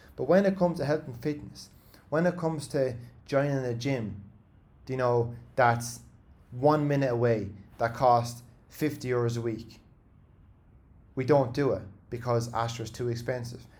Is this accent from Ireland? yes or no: yes; Ireland; as Irish people